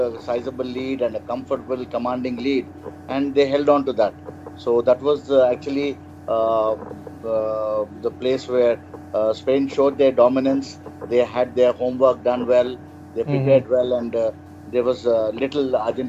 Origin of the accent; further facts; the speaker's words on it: Hyderabad, Telangana, India; Yeah, I'm from Hyderabad.